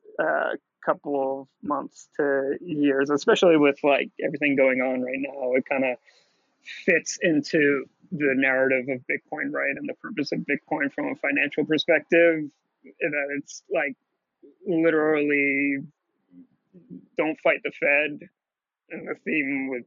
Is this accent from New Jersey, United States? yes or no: yes; New Jersey, United States; I'm a Jew from New Jersey